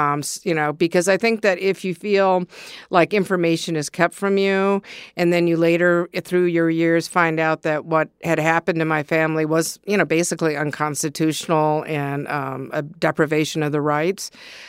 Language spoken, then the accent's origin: English; Ann Arbor, Michigan, United States; Growing up in Ann Arbor, I mean, basically, I remember as a kid, you know, being a little bit of a bully.